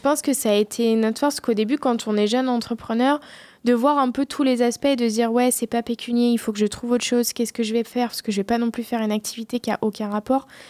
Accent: Deux-Sèvres, Nouvelle-Aquitaine, France; now in Poitiers, France; je suis des Deux-Sèvres

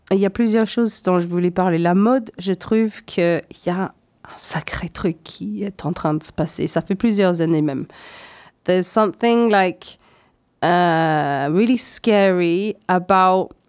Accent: Scotland, United Kingdom; born there; 70% des jeunes femmes en Écosse, c'est mon pays natal, donc forcément ça, ça m'intéresse

